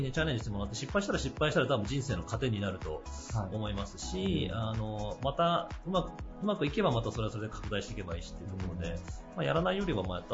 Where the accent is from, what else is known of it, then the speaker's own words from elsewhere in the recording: Okayama, Japan; 地元岡山